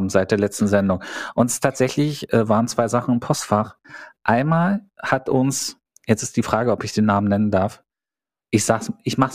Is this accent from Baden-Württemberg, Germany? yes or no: no; Cologne, North Rhine-Westphalia, Germany; Ich bin auch Kölner.